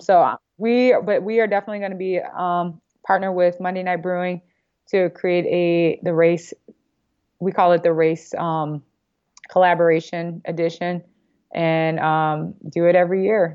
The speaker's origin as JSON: {"language": "English", "town": "Gary", "region": "Indiana", "country": "United States", "tie": "born or raised there", "said": "I'm from Indiana"}